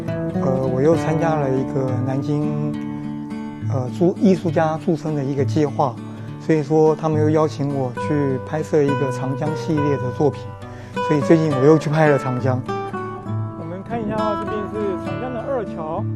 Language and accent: Chinese; Taipei, Taiwan; 我来自台湾台北，呃，我是一名摄影师。